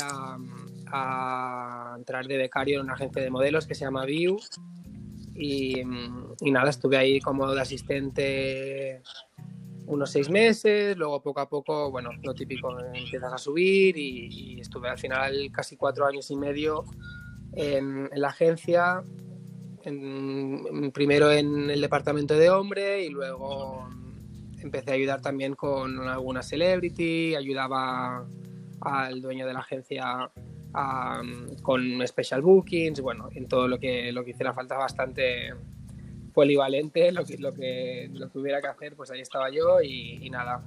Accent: Barcelona, Catalonia, Spain; also born or lived in Granada; nací en Barcelona. Em, 28 años y, nada, em, viví durante un tiempo en Granada porque tengo familia en Granada, luego volví con 18

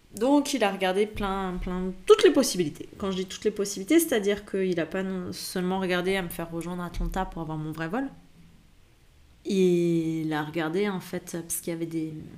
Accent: France; moved away; en tant que Français, quand tu as un passeport français

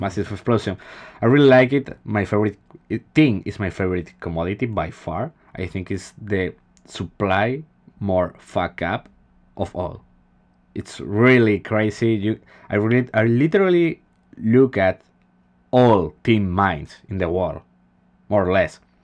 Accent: Spain

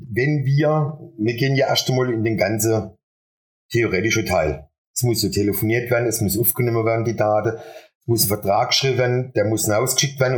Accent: Buchen, Baden-Württemberg, Germany; moved away as an adult; now in Adelsheim, Germany; Bin ursprünglich aus Buchen

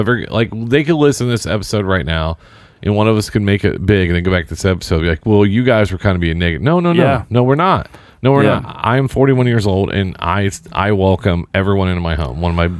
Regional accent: Southern Indiana, United States; Yeah. Oh, I grew up in Southern Indiana.

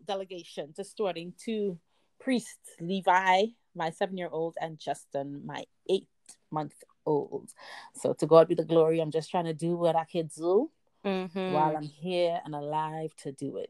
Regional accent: Trinidad & Tobago; moved away; I was born and raised in Trinidad. I left there.

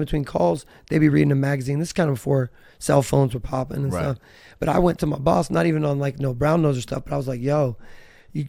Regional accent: Newark, Ohio, United States; moved away as an adult; also born or lived in Eureka, California; I grew up in Central Ohio in a town called Newark.

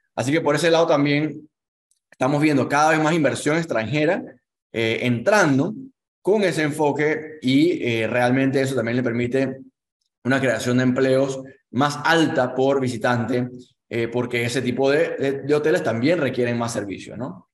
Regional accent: Panama; como panameños

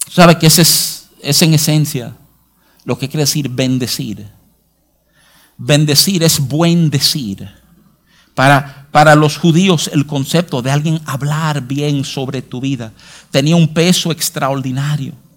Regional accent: New York, United States; now in Santo Domingo, Dominican Republic; yo, me crié en Nueva York

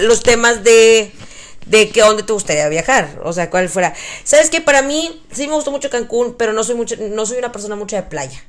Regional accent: Texas, United States; todo está más grande en Texas, que usamos sombreros

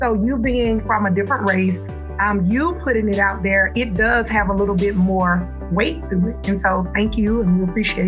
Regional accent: Macon, Georgia, United States; we grew up in the South. We're both from Macon, Georgia. That's our hometown.

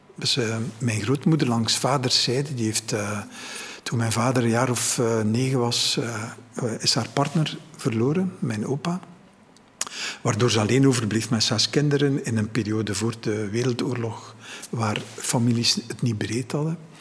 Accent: Ghent, Flanders, Belgium; ik ben geboren in Gent, maar mijn ouders zijn even buiten Gent in de te gaan wonen.

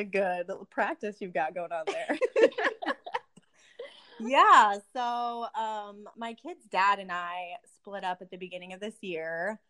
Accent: Riverton, Utah, United States; moved away as an adult; I grew up in Riverton.

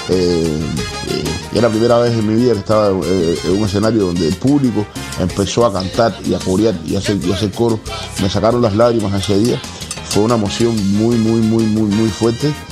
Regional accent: Cienfuegos, Cuba; Este es el nombre del barrio donde, donde yo nací y me crié en Cienfuegos.

